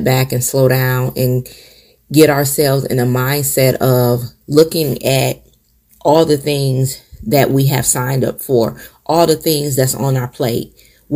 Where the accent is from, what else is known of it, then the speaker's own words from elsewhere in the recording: Michigan, United States; moved away as an adult; now in South Carolina, United States; my family in Michigan